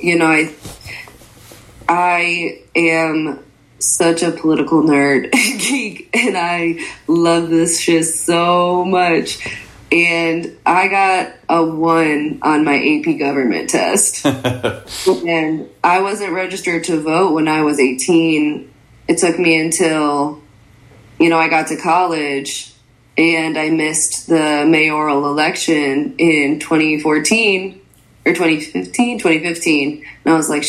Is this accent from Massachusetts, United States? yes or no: no; Michigan, United States; moved away as an adult; also born or lived in Connecticut; now in Chicago, United States; I usually say that I was born in Connecticut and then moved to Michigan and then moved to Chicago for college. But my parents immigrated here from Egypt at different times.